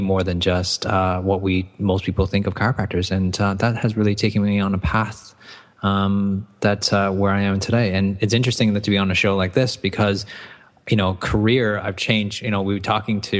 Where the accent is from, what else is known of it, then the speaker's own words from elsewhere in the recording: Toronto, Ontario, Canada; moved away; I'd gone to school in Toronto, Canada, so that's where my accent comes from